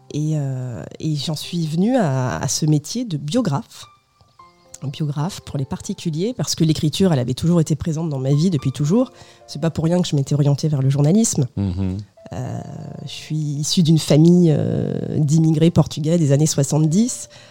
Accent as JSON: {"language": "French", "country": "France", "tie": "born or raised there", "said": "je suis née en France de, deux parents portugais, venus en France dans les années 70"}